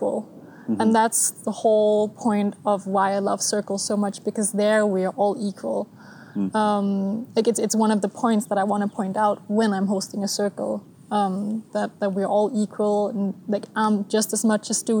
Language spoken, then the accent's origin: English; Denmark; moved away as an adult; now in Switzerland; I'm from Denmark. Mm-hmm. I was born and raised and all of that there